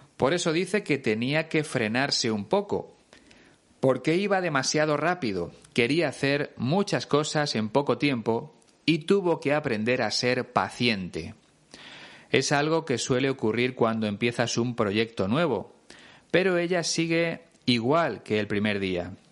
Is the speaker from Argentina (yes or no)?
no; Spain; Es una expresión que se usa mucho en mi país